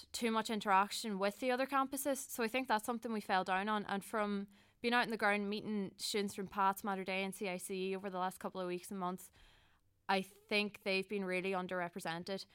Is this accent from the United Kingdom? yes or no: no; Donegal, Ulster, Ireland; moved away as an adult; now in Dublin, Ireland; I'm from Llanad in Donegal